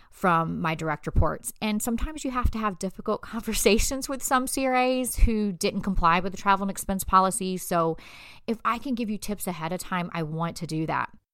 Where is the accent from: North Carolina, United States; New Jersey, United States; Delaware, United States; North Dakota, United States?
North Carolina, United States; Fayetteville; I'm from Fayetteville, North Carolina, so we don't even have to parallel park to get our license.